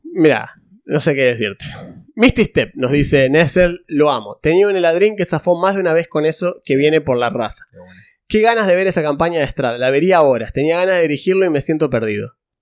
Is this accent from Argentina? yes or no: yes; Santa Fe, Argentina; hay gente que pensaba que éramos de capital nosotros eh, y somos de Santa Fe